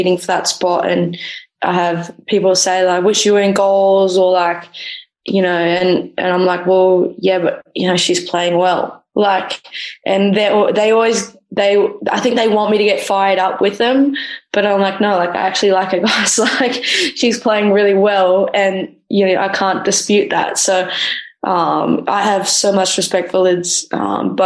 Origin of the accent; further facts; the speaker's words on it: Australia; also born or lived in Los Angeles, United States / Norway; now in Malmö, Sweden; I'm an Australian keeper